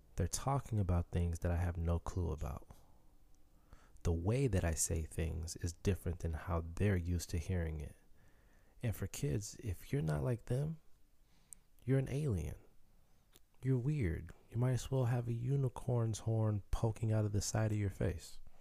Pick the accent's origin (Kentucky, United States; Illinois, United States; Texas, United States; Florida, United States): Illinois, United States; Chicago; first language Haitian Creole; Growing up in Chicago